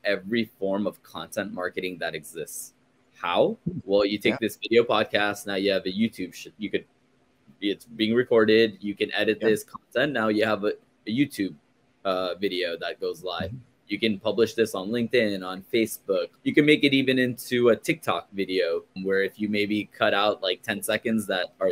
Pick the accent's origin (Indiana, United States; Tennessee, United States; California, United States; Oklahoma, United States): California, United States; Glendale; also born or lived in Chicago; I am born and raised in Los Angeles, in a small, not small, but in a town called Glendale